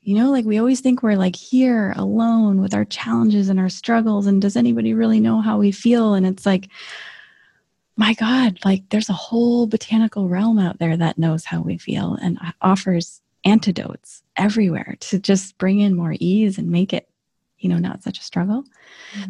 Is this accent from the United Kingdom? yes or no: no; northern Michigan, United States; moved away; also born or lived in St. Ignace, Michigan; I was seven years old. I was living in this teeny tiny little town in northern Michigan, living on a lake